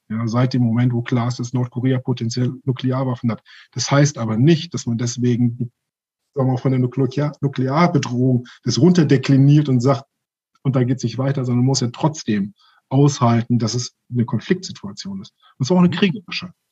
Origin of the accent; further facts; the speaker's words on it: Germany; ich bin ja in Deutschland groß geworden.